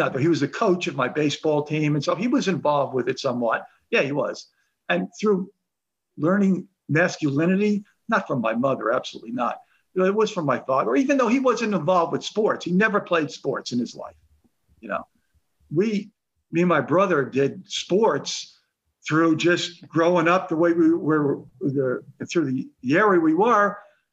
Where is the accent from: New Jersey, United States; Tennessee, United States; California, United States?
New Jersey, United States; Woodbridge Township; growing up in Woodbridge Township